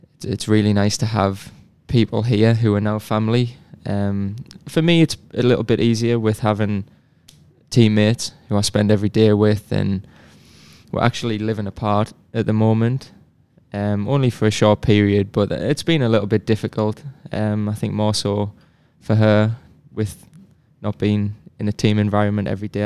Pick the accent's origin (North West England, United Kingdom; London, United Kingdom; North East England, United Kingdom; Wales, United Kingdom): North East England, United Kingdom; near Sunderland; moved away as an adult; now in Chattanooga, United States; I'm from the Northeast, so pretty close to Sunderland. It's a little town called Sperrymount.